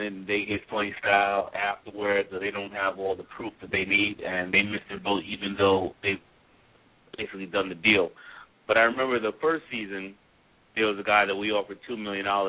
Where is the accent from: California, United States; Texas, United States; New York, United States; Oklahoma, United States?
New York, United States; New York City; I grew up in Hollis, Queens